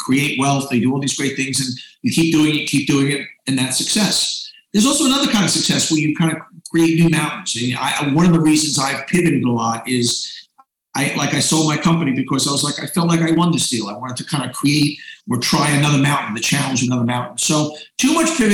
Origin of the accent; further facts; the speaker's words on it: New York City, New York, United States; I grew up in Queens